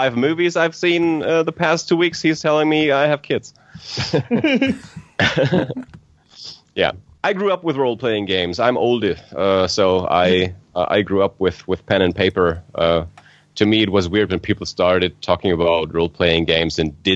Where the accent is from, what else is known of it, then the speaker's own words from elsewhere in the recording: Germany; I'm from Germany